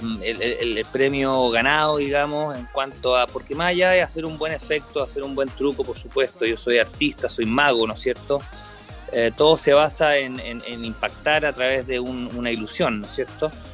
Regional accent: Chile; como artista chileno en 20 años en el mundo de la magia

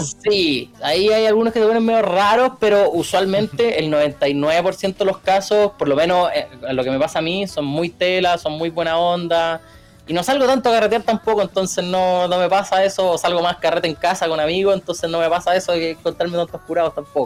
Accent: Rancagua, O'Higgins, Chile; yo soy de, yo soy, no sé si soy del sur, soy de Rancagua

